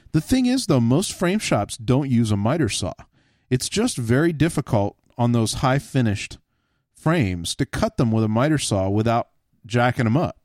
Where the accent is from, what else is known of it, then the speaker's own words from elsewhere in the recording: Texas, United States; I grew up in Texas